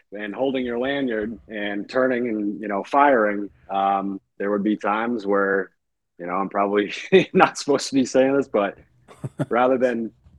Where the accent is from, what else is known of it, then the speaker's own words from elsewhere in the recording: Maine, United States; moved away; also born or lived in Portland, Maine / Scarborough, Maine / New Hampshire; I'm originally from Maine, born in Portland. Moved around a little bit in Maine and mainly grew up in Maine. Scarborough was the last place I lived there. And then New Hampshire and then off to the Marines.